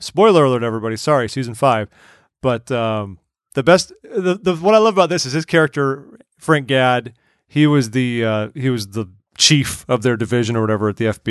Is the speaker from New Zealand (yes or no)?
no; Wales, United Kingdom; I am a Welshman, so I'm very happy about this.